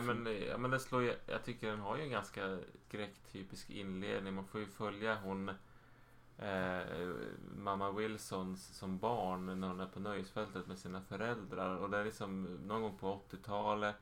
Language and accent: Swedish; Sweden